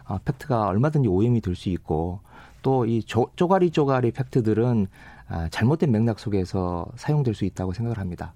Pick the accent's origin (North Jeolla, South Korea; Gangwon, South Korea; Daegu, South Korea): North Jeolla, South Korea; Gunsan; moved away; 제 고향이고